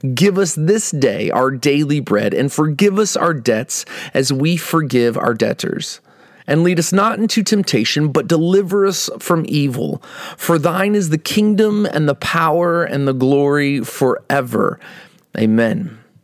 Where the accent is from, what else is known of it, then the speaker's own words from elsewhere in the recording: Midwest, United States; moved away as an adult; also born or lived in Iowa / Texas; now in Northern California, United States; we grew up in the Midwest and spent the majority of our adult lives in Iowa and Texas.